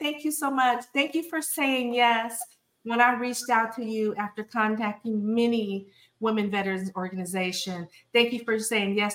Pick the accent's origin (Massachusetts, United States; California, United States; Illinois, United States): California, United States; my home state, San Francisco, California